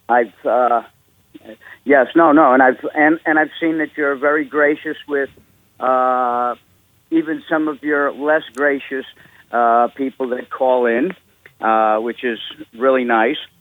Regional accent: New York City, New York, United States; moved away as an adult; now in Huntersville, North Carolina, United States; I'm a Jew from New York, born in New York City in 58.

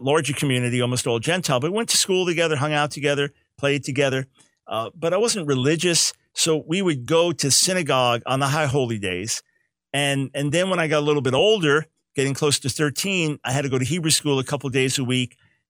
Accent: New York, United States; We then moved to Long Island right before I turned 7 years old. So grew up on Long Island

